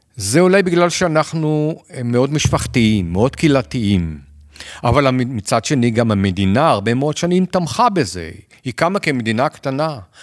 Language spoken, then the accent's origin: Hebrew; Israel; בתור ישראלים